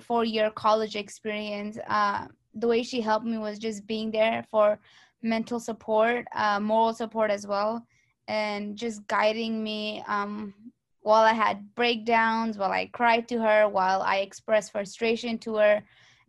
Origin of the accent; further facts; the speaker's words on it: Stockton, California, United States; Stockton native